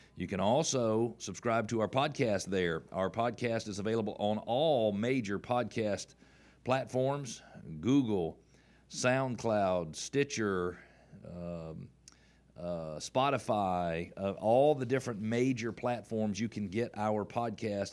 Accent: the South, United States; we're from the South

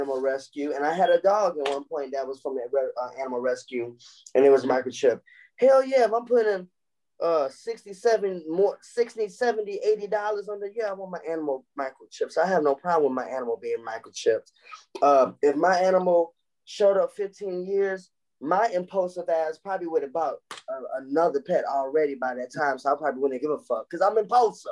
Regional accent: Chicago, Illinois, United States

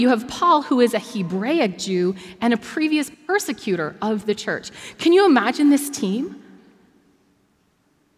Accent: Bracebridge, Ontario, Canada; now in Toronto, Canada; I grew up in Bracebridge, which is a very small and at that time dominantly white town

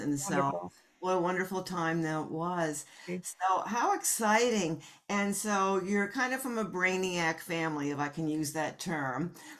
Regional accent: North Caldwell, New Jersey, United States; I grew up in North Caldwell, also very close to the city.

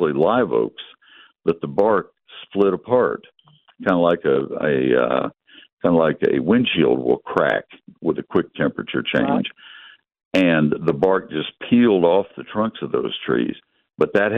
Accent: College Station, Texas, United States; I grew up in College Station, and we had water oaks there.

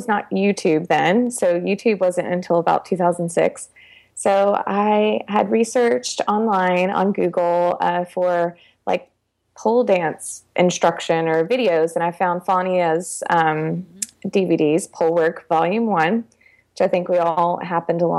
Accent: Charlotte, North Carolina, United States; I grew up in the Charlotte area in North Carolina. So I've been here most of my life.

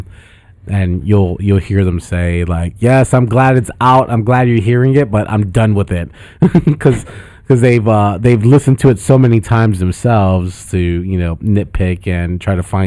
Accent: United States; also born or lived in Chicago, Illinois / Boston, Massachusetts; I grew up in Chicago and Boston

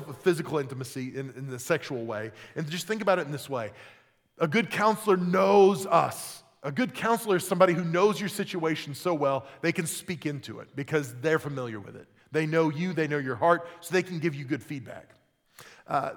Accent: Oklahoma, United States; I grew up in Oklahoma

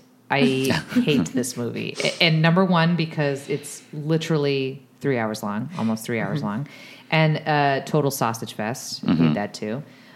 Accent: Northeast, United States; I'm from the Northeast, so we don't get any of that.

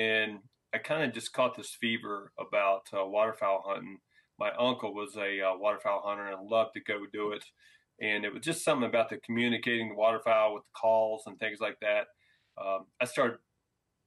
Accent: Southwest Ohio, United States; I'm originally from Southwest Ohio. I grew up in a family that hunted

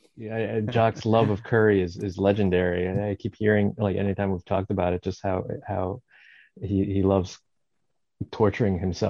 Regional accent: Bergen County, New Jersey, United States; I grew up in Jersey, so I grew up in, you know, in Bergen County too.

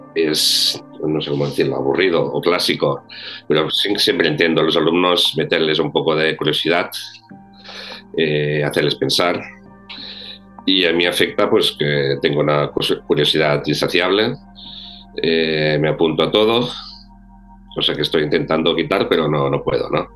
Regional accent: Ebro Delta, Catalonia, Spain; soy aluet, vengo del Delta del Ebro

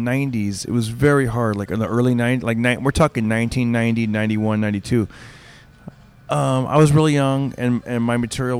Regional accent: Fresno, California, United States; moved away; growing up in Fresno.

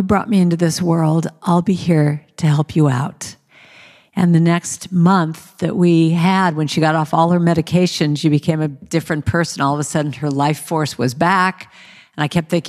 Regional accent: Los Angeles, California, United States; We grew up in Hollywood, California

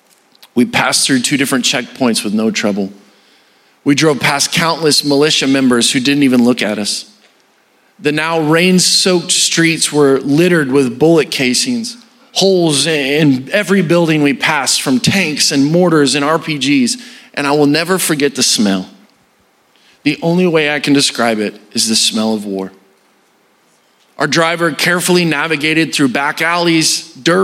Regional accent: Arkansas, United States; I'm from Arkansas.

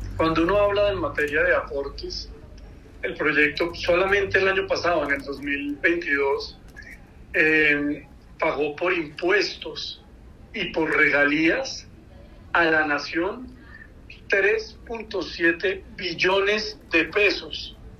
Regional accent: Colombia

